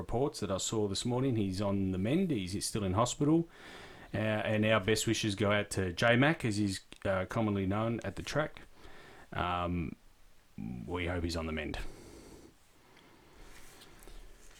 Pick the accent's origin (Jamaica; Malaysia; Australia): Australia; Perth, Western Australia; We're from Perth.